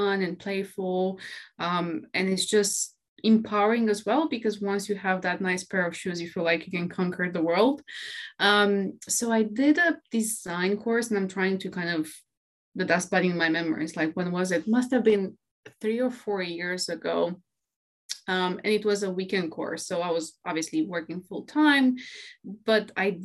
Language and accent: English; Romania; moved away as an adult; now in London, United Kingdom; I'm originally from Romania. I was born and raised there. And actually, 5 years ago, I moved to the UK and I'm living now in London.